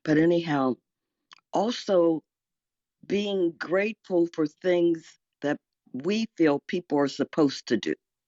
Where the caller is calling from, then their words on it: Arlington, Virginia, United States; And I'm in Arlington, Virginia.